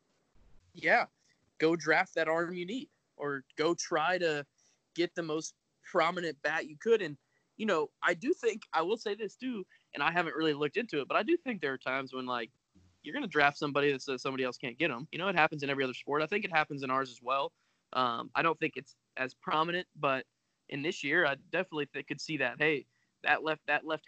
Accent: Florida, United States; when I grew up in Florida

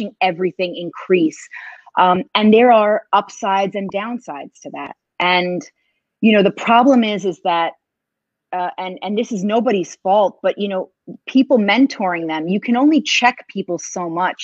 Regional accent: New York City, New York, United States; I'm from New York City.

